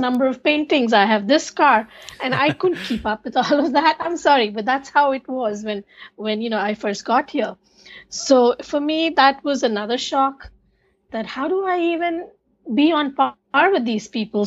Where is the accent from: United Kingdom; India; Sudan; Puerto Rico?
India; moved away as an adult; now in United States; I grew up in India with my grandparents